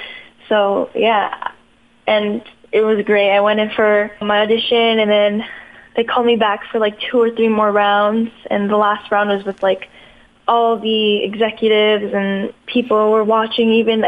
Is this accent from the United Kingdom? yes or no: no; Toronto, Ontario, Canada; born there; Yes, I was born in Toronto.